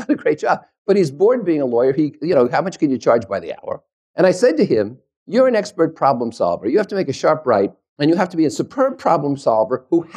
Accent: New Jersey, United States; also born or lived in New York; I was born and bred in New Jersey. I'm a New Yorker

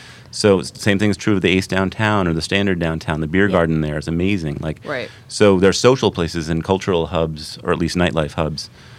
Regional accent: New York, United States; we're from New York

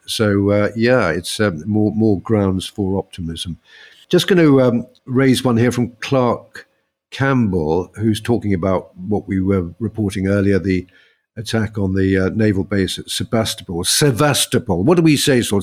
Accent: United Kingdom; we're British

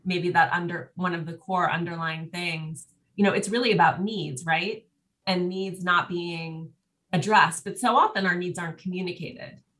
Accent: Montana, United States; now in Los Angeles, United States; I'm from Montana originally, and I go home all the time

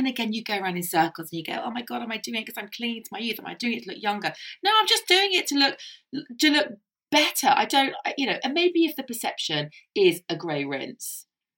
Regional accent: Ireland; I'm Irish.

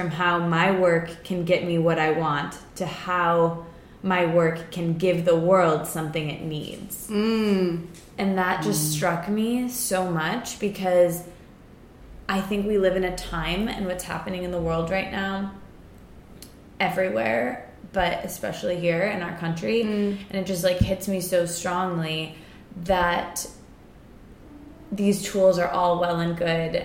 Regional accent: Midwest, United States; moved away as an adult; now in New York, United States; where I grew up in the Midwest and lived there until 2 months ago

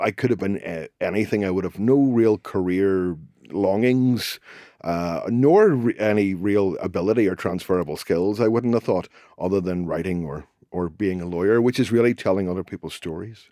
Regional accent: Belfast, Northern Ireland, United Kingdom; I grew up in Belfast during the Troubles

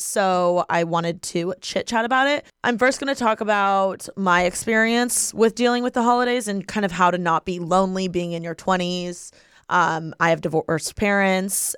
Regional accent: Bloomington, Indiana, United States; moved away; I am from Bloomington, Indiana. So, every year for the holidays, I go back to my hometown

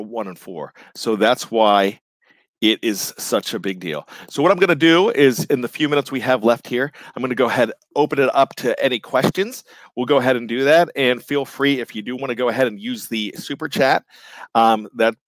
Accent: Johnstown, Pennsylvania, United States; I'm from Johnstown

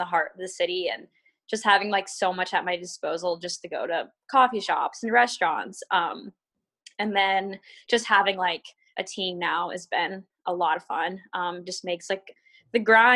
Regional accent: Florida, United States; moved away as an adult; also born or lived in Stillwater, Oklahoma; now in Portland, United States; growing up in Florida

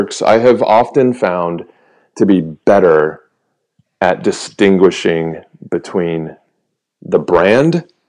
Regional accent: United States; we were just welcomed as Americans

